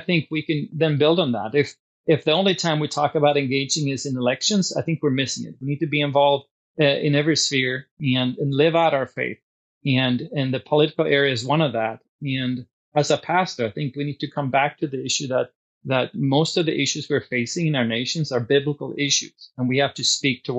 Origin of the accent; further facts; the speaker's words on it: Sweden; now in Washington, United States; I grew up in Sweden and I'm a naturalized citizen